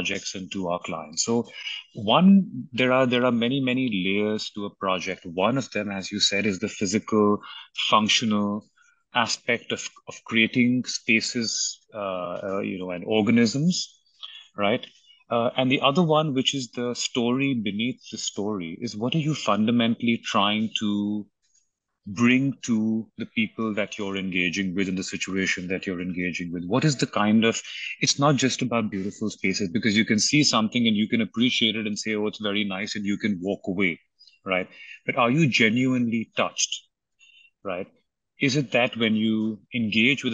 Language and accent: English; Mumbai, Maharashtra, India; I grew up in Bombay.